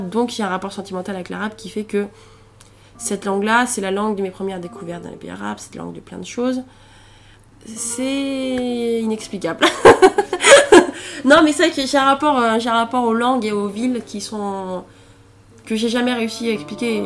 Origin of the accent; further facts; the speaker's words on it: Allier, Auvergne-Rhône-Alpes, France; moved away as an adult; also born or lived in Alexandria, Egypt; je serais bourbonnaise, parce que je viens de l'Allier et que, bon, euh, c'est j'ai quand même un rapport. Hein, j'ai passé quasiment 20 ans de ma vie là-bas